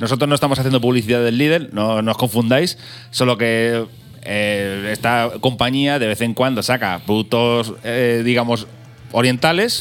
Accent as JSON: {"language": "Spanish", "region": "Castilla-La Mancha", "country": "Spain", "said": "nosotros somos manchegos"}